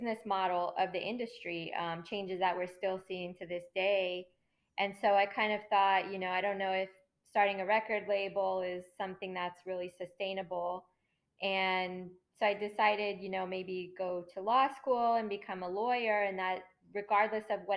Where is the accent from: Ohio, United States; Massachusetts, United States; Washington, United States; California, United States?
California, United States; I grew up in California